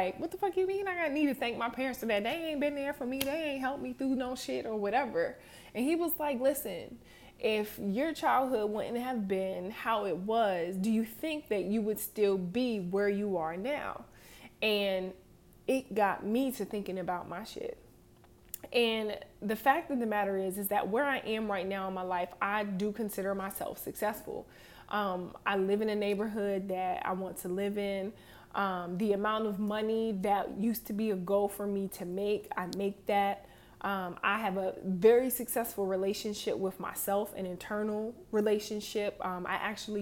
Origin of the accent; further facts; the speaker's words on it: Harrisburg, Pennsylvania, United States; moved away as an adult; I'm from Harrisburg, Pennsylvania, little bitty town